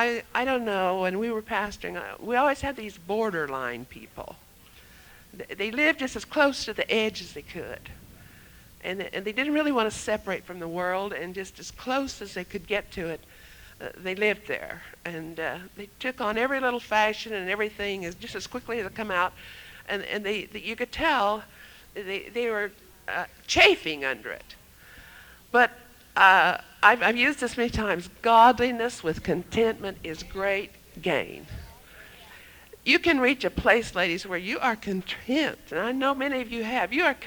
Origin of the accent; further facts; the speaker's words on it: Michigan, United States; moved away; I remember when we came from Michigan, in 1955, we moved from Michigan to Tulsa, Oklahoma.